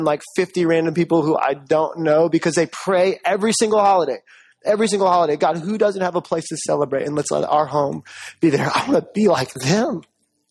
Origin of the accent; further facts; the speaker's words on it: Jamaica; I'm Jamaican.